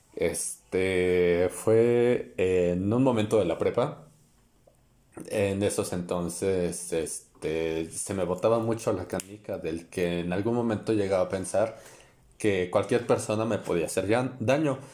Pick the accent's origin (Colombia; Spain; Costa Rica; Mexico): Mexico; State of Mexico; somos del Estado de México